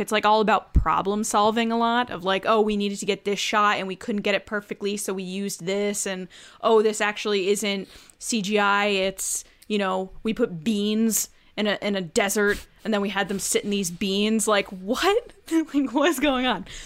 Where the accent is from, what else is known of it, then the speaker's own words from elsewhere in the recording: Bridgeport, Connecticut, United States; I was born in Bridgeport